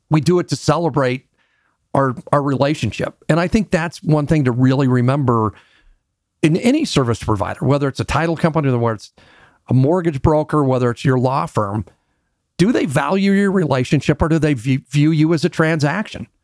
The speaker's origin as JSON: {"language": "English", "town": "Denver", "region": "Colorado", "country": "United States", "tie": "born or raised there", "said": "I'm a Denver native. Very few of us around anymore. And I had a real unique experience to grow up, um, in Denver"}